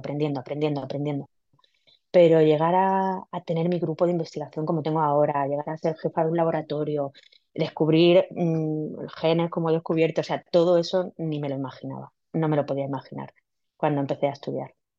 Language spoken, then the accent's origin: Spanish; Villena, Valencian Community, Spain; yo soy de Villena, una ciudad en Alicante